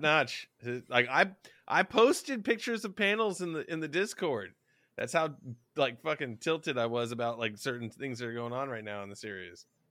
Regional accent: the South, United States; we're both from the South

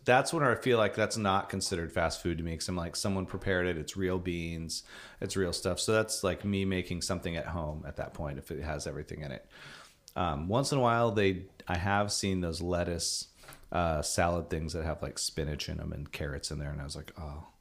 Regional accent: Vancouver, Washington, United States; I grew up in Portland area. Vancouver, Washington

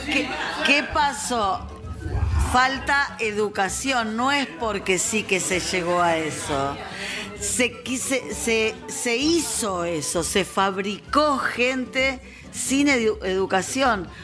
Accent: Argentina

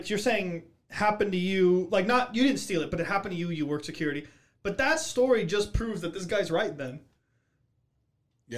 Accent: Miami, Florida, United States; I'm from Miami

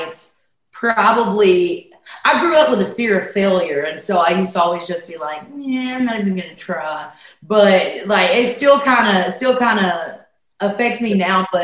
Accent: Poplarville, Mississippi, United States; We grew up in Poplarville, Mississippi

